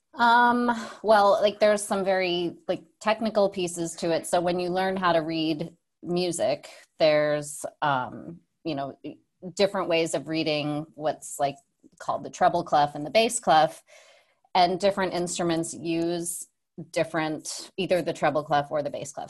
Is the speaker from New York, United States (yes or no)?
yes; Saratoga Springs, New York, United States; I grew up, uh, upstate New York, small town called Saratoga Springs